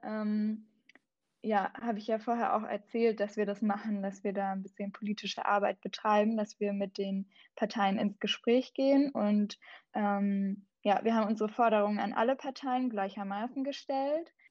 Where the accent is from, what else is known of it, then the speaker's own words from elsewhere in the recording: Southern Germany, Germany; now in Berlin, Germany; ich bin auch in Süddeutschland aufgewachsen, tatsächlich auch in den Bergen